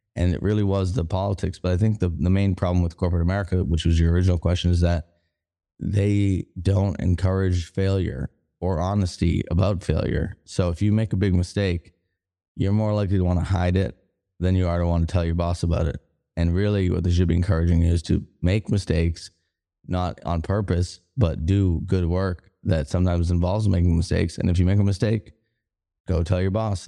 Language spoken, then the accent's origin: English; Boston, Massachusetts, United States; moved away as an adult; also born or lived in Denver; now in Kansas City, Missouri, United States; I'm from Boston